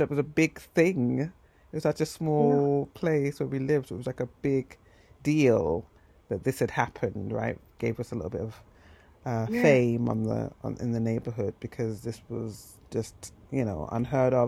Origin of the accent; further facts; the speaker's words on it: Hertfordshire, East of England, United Kingdom; moved away; where I grew up in Hertfordshire